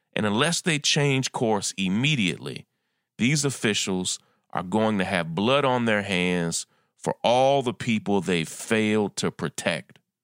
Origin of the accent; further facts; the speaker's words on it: New York, United States; my home state of New York